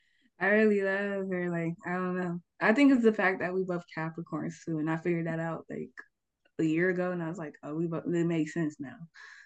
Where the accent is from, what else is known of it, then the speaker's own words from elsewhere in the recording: Atlanta, Georgia, United States; It's more just like my home because I'm from Atlanta, like